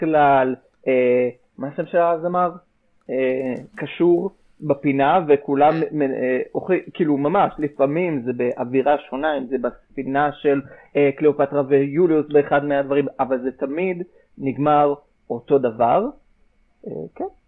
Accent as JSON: {"language": "Hebrew", "country": "Israel", "said": "שזה משהו שכולנו בארץ גדלנו עליו"}